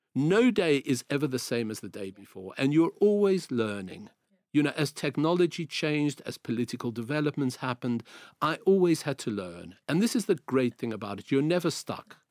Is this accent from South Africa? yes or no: yes; South Africa; accent: South African; moved away as an adult; also born or lived in Greece